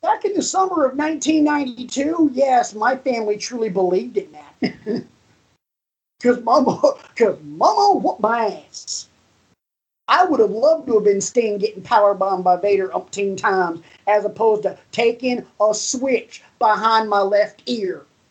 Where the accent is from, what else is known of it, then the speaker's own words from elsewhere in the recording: the South, United States; me growing up in the South, I referred to my grandmother as Momo